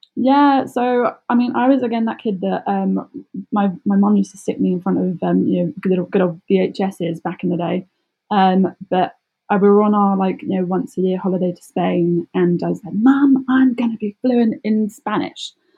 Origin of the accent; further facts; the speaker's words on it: Surrey, South East England, United Kingdom; I'm from Surrey, which is south of London.